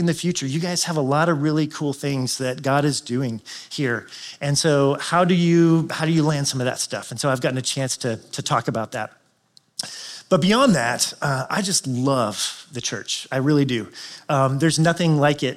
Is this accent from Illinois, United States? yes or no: yes; Chicago, Illinois, United States; I am from Chicagoland